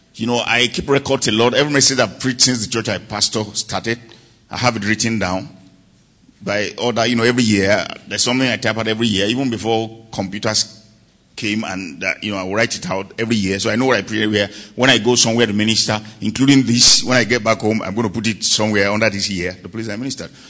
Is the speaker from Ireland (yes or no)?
no; Nigeria; I came all the way from Nigeria.